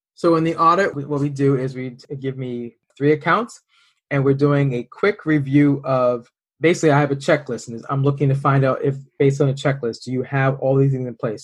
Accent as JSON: {"language": "English", "town": "Boston", "region": "Massachusetts", "country": "United States", "said": "We're both from the Boston area"}